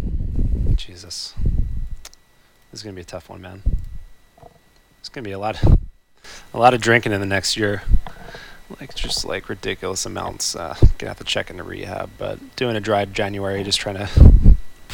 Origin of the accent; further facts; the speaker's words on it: Philadelphia, Pennsylvania, United States; I'm from Philly